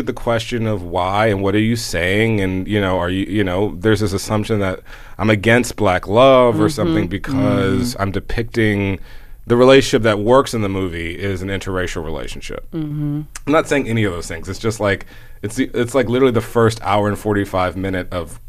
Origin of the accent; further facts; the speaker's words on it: the South, United States; moved away; we're both from the South